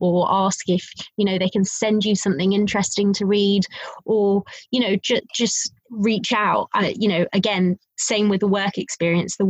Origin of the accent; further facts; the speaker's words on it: Wembley, London, United Kingdom; I'm a girl from Wembley